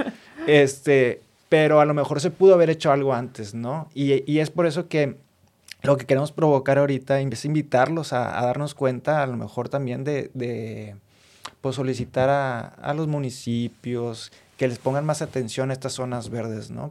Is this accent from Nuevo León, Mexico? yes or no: yes; Monterrey, Nuevo León, Mexico; como regio